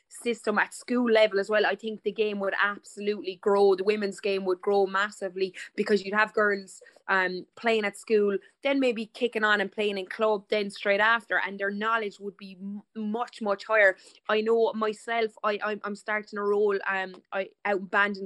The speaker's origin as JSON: {"language": "English", "town": "Limerick", "region": "Munster", "country": "Ireland", "moved": "yes", "lives_now": "Cork, Ireland", "said": "I'm a Limerick woman originally"}